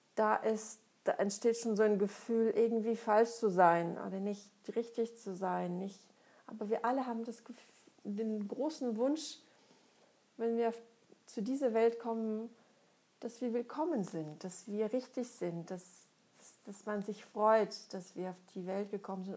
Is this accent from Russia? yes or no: yes; Russia; moved away as an adult; now in Germany; Ich komme aus Russland, bin da geboren und aufgewachsen, lebe seit schon über 20 Jahren in Deutschland.